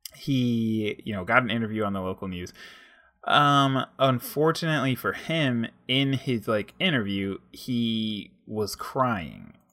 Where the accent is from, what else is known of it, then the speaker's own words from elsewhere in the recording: United States; as an African-American male growing up